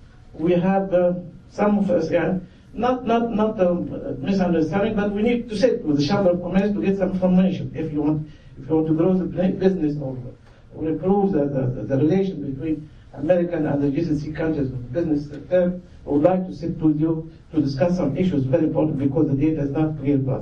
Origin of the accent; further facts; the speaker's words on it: Saudi Arabia; moved away; I come from Saudi Arabia. I have an honor to be a Saudi citizen